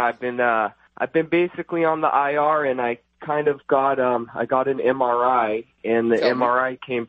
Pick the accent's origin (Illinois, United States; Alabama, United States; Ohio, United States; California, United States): California, United States; Costa Mesa; I am 32 years old, and I grew up in Costa Mesa, California.